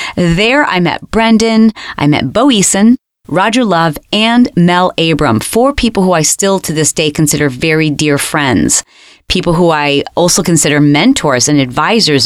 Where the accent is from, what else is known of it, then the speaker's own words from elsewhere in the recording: Australia; I'm from Australia.